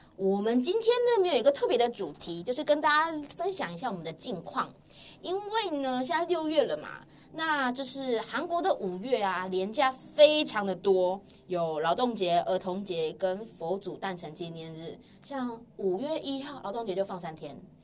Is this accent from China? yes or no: no; Taiwan; now in South Korea; 如果我们是台湾人嘛，身为台湾人